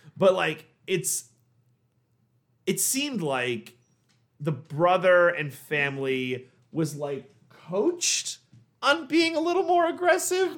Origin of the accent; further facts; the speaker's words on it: New York, United States; we're from New York